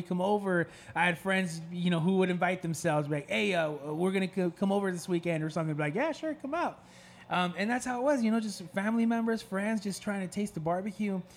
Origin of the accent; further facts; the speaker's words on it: Castroville, California, United States; now in Salinas, United States; I was born and raised in Castroville